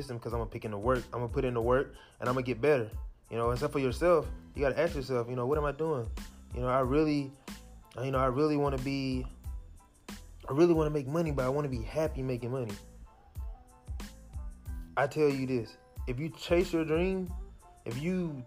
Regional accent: Jackson, United States; I'm from Jackson. We didn't have these classes in high school.

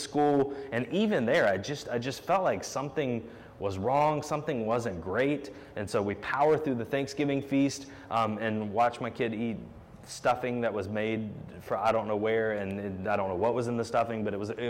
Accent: Charlotte, North Carolina, United States; when I was a kid growing up in Charlotte

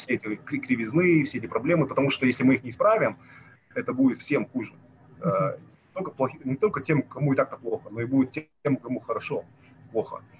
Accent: Kazakhstan

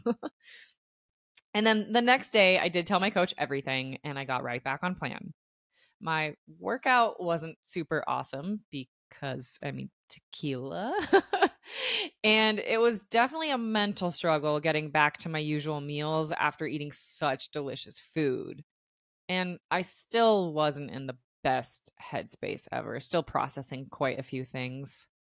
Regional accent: Tucson, Arizona, United States; I am born and raised in Tucson, and not only is my entire family here

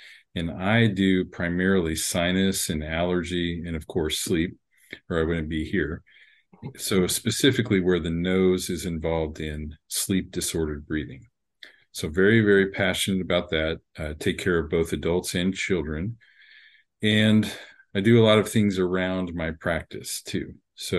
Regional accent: Texas, United States; also born or lived in Miami; So I'm here where I pretty much where I grew up. I'm originally from Miami, so not too far from you, and moved around a lot when I was younger, but settled here by late elementary school and did my education mostly in Texas

